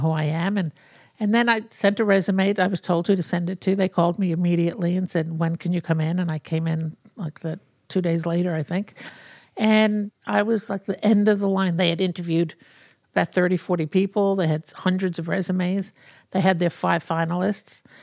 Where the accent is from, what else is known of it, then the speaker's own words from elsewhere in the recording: New York City, New York, United States; I grew up in New York City, in Brooklyn